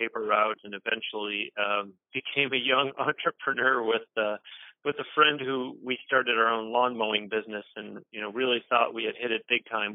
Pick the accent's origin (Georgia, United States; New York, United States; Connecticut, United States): New York, United States; Buffalo; moved away; I grew up in the friendly confines of Buffalo, New York